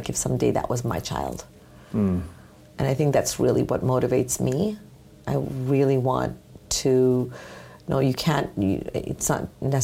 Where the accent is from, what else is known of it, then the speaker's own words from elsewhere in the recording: Canada; also born or lived in United States; I was raised here in Canada, in the U.S.